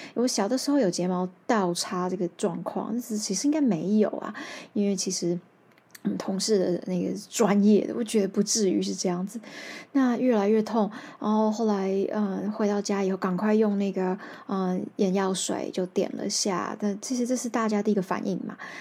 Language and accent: Chinese; Taiwan; first language Taiwanese Hokkien; Chinese is a second language; 我就是说台语长大的嘛